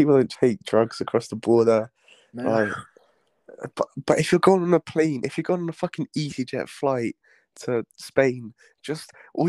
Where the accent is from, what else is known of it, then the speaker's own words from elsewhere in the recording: London, United Kingdom; oh, London.